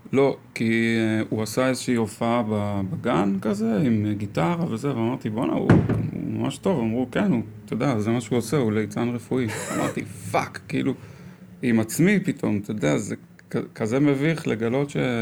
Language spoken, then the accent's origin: Hebrew; Karmei Yosef, Central District, Israel; also born or lived in South Africa; גדלתי בכרמי יוסף